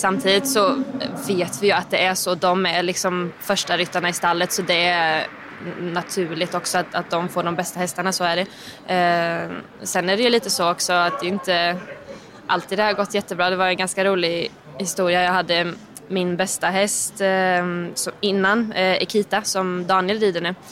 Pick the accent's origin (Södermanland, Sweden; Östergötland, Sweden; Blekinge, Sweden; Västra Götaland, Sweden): Östergötland, Sweden; Linköping; moved away as an adult; now in Brussels, Belgium; jag är från Linköping